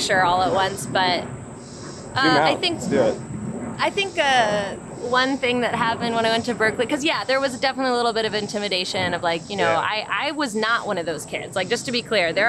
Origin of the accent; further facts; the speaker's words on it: Olympia, Washington, United States; moved away as an adult; also born or lived in Bellingham, Washington / Denver / Boston; I'm from Olympia, and I went to school in Bellingham, Washington originally